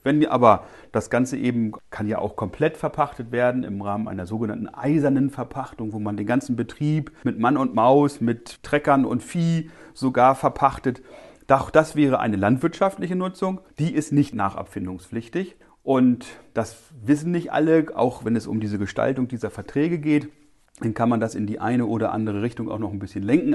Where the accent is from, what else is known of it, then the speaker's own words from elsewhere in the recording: northwest Germany, Germany; bei uns in Nordwestdeutschland, wo wir die Höfeordnung haben